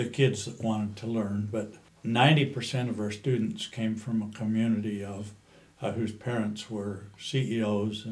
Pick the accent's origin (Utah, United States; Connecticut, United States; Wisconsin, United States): Utah, United States; also born or lived in Moab, Utah / California / Hawaii; now in Mesquite, United States; I came from Utah